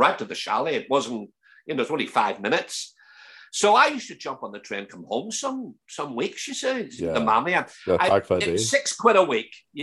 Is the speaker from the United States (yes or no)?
no; Belfast, Northern Ireland, United Kingdom; accent: broad Belfast; moved away as an adult; obviously growing up in Belfast, you have your accent is that, it was quite broad.